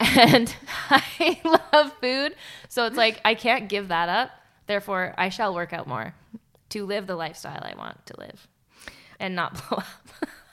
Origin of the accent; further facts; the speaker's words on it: Canada; also born or lived in Calgary; we're Canadian